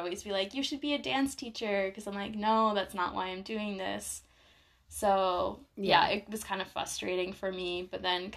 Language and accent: English; Vermont, United States; moved away as an adult; also born or lived in South Carolina; now in France; I'm from Vermont